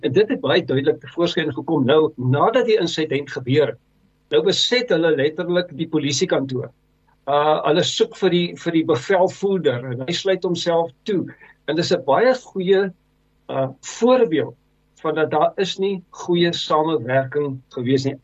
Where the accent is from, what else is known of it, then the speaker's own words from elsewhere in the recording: South Africa; ons as Suid-Afrikaners